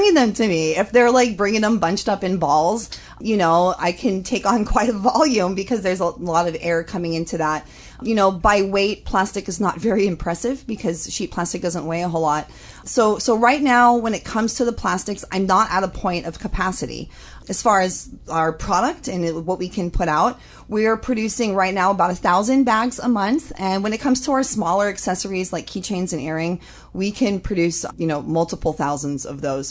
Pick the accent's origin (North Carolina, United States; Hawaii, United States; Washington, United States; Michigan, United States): Hawaii, United States; Holualoa; I grew up in Holoaloa, and I was surrounded by entrepreneurs